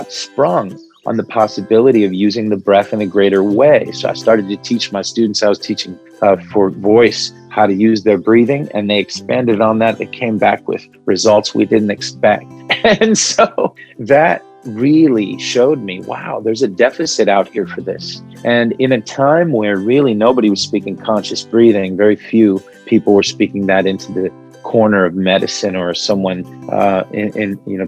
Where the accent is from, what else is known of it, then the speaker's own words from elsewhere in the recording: Midwest, United States; first language Arabic; English is a second language; growing up in the Midwest